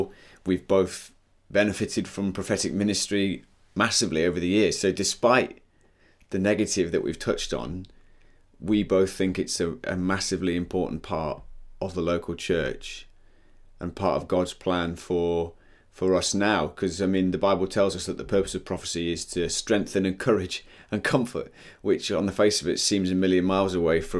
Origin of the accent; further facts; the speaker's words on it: United Kingdom; I'm a Brit